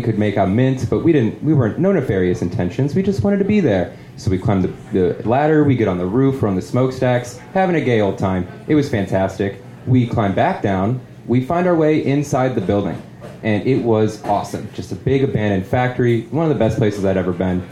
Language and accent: English; St. Louis, Missouri, United States; in my hometown of St. Louis, we had a manufacturing plant for Chrysler automobiles.